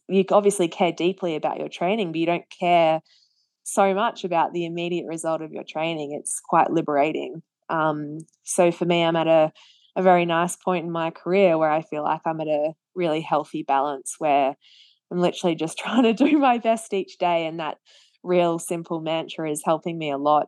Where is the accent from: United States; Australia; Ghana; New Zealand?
Australia; as an Australian